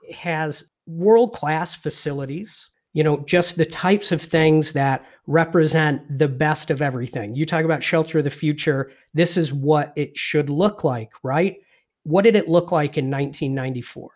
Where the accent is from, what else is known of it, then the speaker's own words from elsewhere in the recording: England, United Kingdom; I was born and raised in England